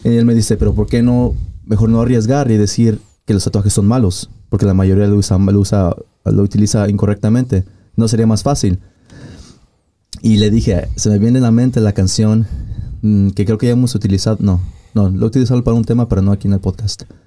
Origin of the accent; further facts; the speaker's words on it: Mexico; moved away; mi pueblo allá en, México